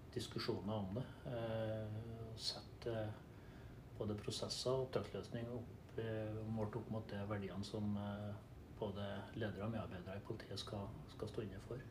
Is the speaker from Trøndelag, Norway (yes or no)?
yes; Trøndelag, Norway; jeg er trønder, eh, bosatt på Levanger. Jeg har bodd i Trøndelag det meste av mitt liv.